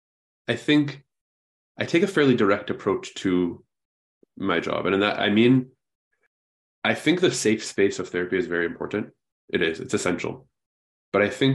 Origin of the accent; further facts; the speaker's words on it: Vancouver, British Columbia, Canada; now in Ontario, Canada; I was born and raised in Vancouver, Canada, which is on the opposite end of the country.